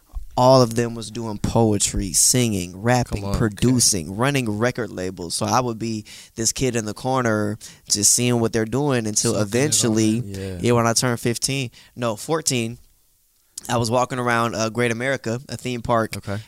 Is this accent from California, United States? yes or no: yes; Pittsburg, California, United States; I'm from the East Bay area in a city called Pittsburgh, California.